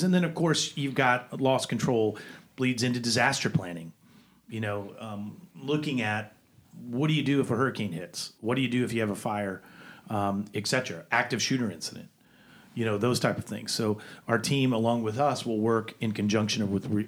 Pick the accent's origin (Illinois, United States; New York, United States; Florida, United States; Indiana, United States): Florida, United States; growing up in Florida